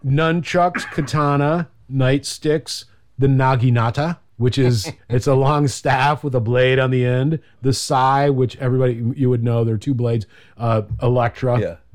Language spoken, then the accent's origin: English; Texas, United States; I'm just gonna go do stuff in my ninja way because I'm from Texas.